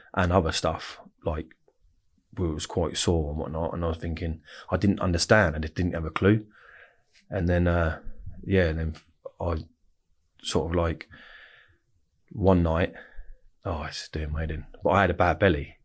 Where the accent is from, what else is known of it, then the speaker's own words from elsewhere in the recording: Reading, South East England, United Kingdom; also born or lived in Winnersh / Woosehill, Wokingham; I was born and bred in Royal Berks in Reading, so I'm like Reading, born and bred